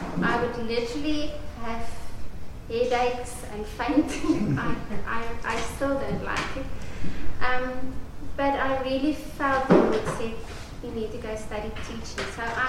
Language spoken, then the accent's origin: English; Witbank, Mpumalanga, South Africa; Just when I was growing up in Witbank, Balboa, in a very mining town